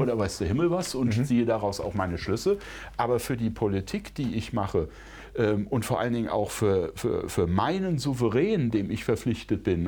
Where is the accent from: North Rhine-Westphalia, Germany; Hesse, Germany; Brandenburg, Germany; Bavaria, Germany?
Brandenburg, Germany; ich bin ja Brandenburger